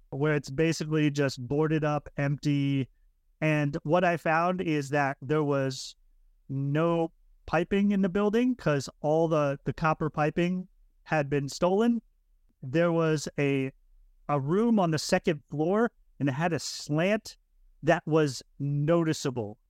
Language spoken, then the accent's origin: English; Florida, United States; moved away as an adult; I'm originally from Florida